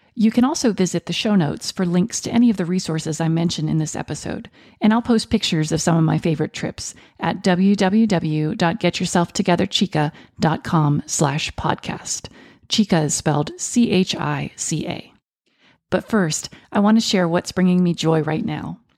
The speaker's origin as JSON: {"language": "English", "country": "United States", "tie": "born or raised there", "said": "I was born in the United States, but my mother and her family are from Venezuela"}